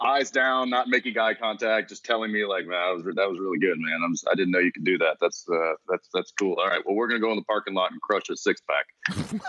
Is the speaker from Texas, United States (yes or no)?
yes; Texas, United States; moved away as an adult; growing up in Texas